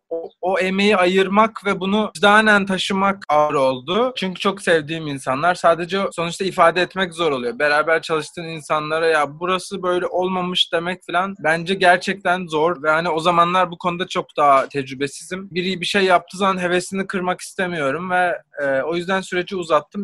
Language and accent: Turkish; İzmir, Turkey; moved away; also born or lived in Belgium / Portugal; Ben de İzmirliyim